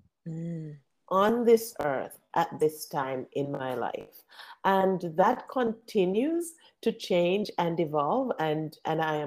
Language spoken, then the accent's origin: English; Jamaica; I grew up in Jamaica